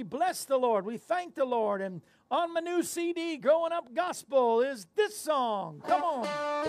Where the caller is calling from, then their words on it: Tennessee, United States; Alan, I'm right here in the state of Tennessee in the state of confusion as to why we keep losing